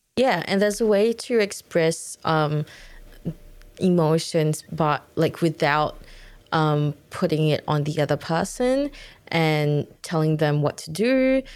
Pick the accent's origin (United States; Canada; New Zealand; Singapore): Singapore; I'm from Singapore